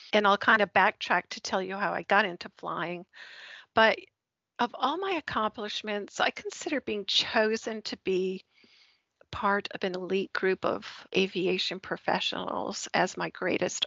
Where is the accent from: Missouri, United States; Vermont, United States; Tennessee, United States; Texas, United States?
Vermont, United States; moved away as an adult; also born or lived in Winston-Salem, North Carolina; now in the South, United States; I grew up actually in Vermont